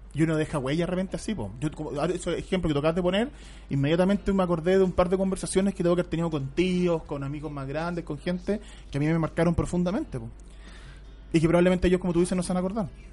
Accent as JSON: {"language": "Spanish", "town": "Santiago", "region": "Santiago Metropolitan", "country": "Chile", "said": "uno como santiaguino"}